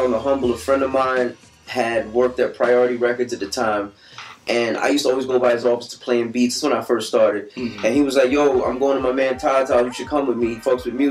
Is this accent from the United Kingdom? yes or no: no; Jamaica; As a kid, I'm Jamaican, man, so I grew up listening to my mother listening to David Levy on the radio